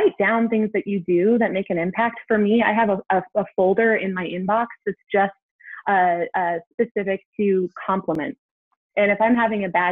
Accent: Seattle, Washington, United States; moved away as an adult; now in Kansas City, United States; I grew up in the Pacific Northwest.

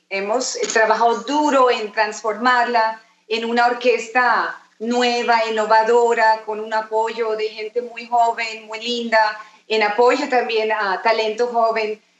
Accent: Berlin, Germany; born there; also born or lived in Peru; pero nací en Berlín. Mis padres emigraron para Alemania pero mi papá era geólogo y trabajó en muchos países y hice muchas vueltas. Viví en Perú tres años

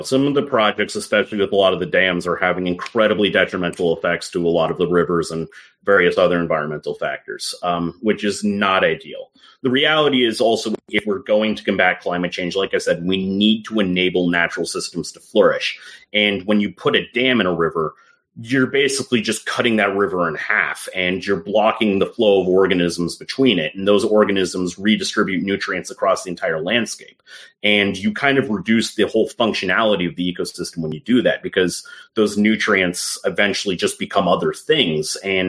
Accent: London, United Kingdom; born there; I was born in London.

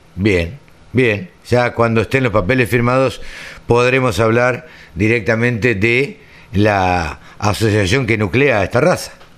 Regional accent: Maipú, Buenos Aires Province, Argentina; por Maipú, por mi pueblo

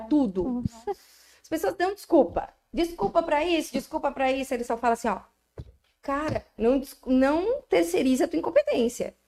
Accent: Araranguá, Santa Catarina, Brazil; E eu amo Araranguá. Eu sou muito araranguaense. Eu sou araranguaense eu sou brasileira

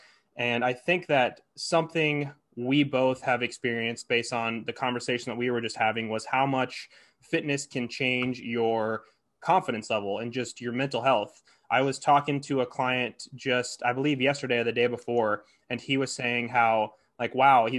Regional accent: Hastings, United States; Like I call my hometown Hastings a small town, but it's like 25,000 people.

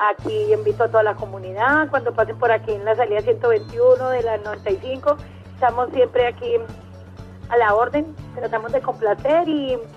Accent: Medellín, Antioquia, Colombia; la paisita fue por, porque mi esposo es caleño, pero yo sí soy de Medellín

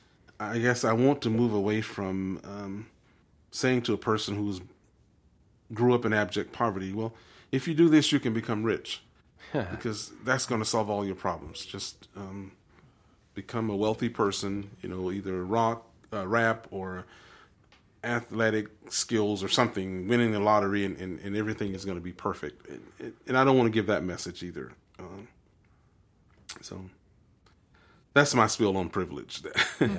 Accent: Deep South, United States; I grew up in the Deep South, and this was not the persona that we honored as matriarchs of our communities.

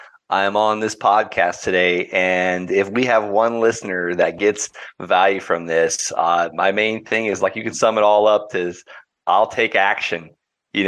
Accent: Okeechobee, Florida, United States; I grew up in Okeechobee, Florida, a small town in Florida

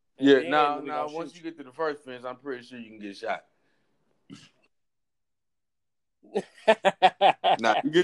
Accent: Houston, Texas, United States; I'm from Houston

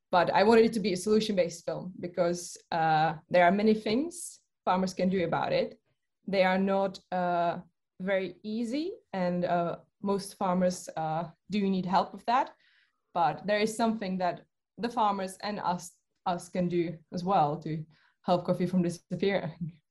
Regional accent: Czechia; moved away as an adult; also born or lived in United Kingdom; I come from the Czech Republic, where I think that's where the interest probably began because I live uh, very close to the mountains.

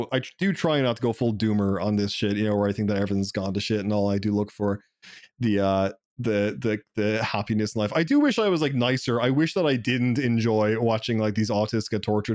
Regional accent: Ireland; I'm Irish

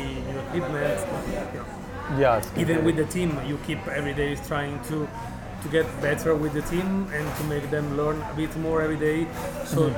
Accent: Milan, Lombardy, Italy; moved away as an adult; now in Barcelona, Spain; I'm from Milan

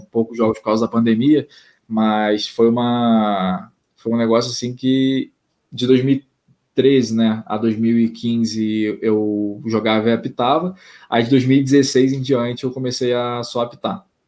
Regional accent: Brazil; eu sou brasileiro

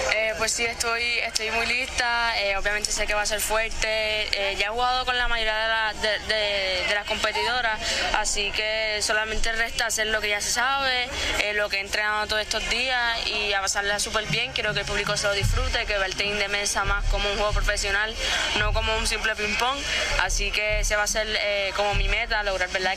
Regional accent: Puerto Rico

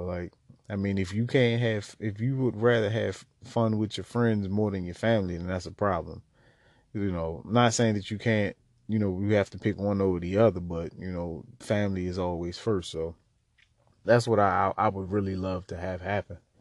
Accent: Baltimore, Maryland, United States; I was born in Baltimore City, uh, born and raised just about my entire life on the east side of town.

